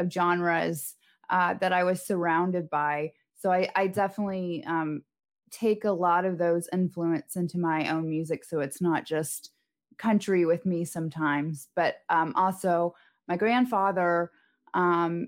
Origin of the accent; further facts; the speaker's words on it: Knoxville, Tennessee, United States; moved away as an adult; also born or lived in Birmingham, Alabama; now in Nashville, United States; So I was born in Alabama. When I was about 8, my parents split and I moved with my mom to Knoxville. So I usually say I'm from Knoxville when people ask me, because that's the majority of where I spent growing up and my childhood